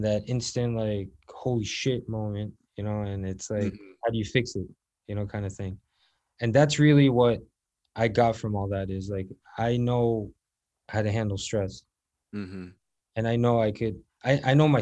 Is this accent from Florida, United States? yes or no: yes; South Florida, United States; I grew up in South Florida